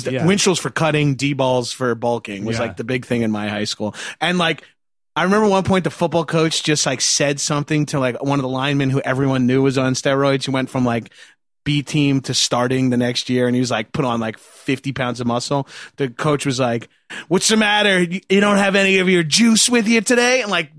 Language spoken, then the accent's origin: English; Long Island, New York, United States; I'm from Long Island